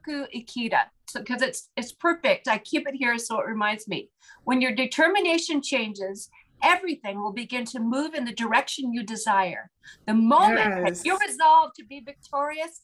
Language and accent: English; Portland, Oregon, United States; growing up in Portland, Oregon